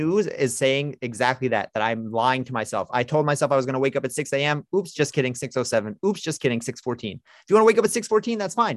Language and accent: English; New York City, New York, United States; I'm a New Yorker, I'm from Brooklyn